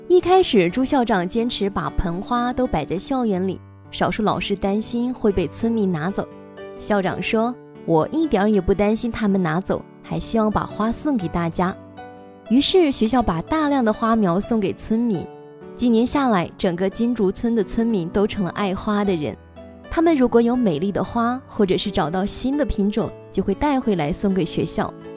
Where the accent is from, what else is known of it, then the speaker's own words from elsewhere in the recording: China; now in Lianyungang, China; 从小在大兴安岭的一个山坳里面的小镇长大的